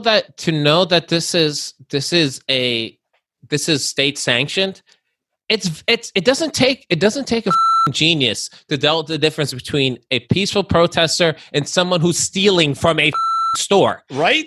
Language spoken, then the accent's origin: English; Long Island, New York, United States; I'm from Long Island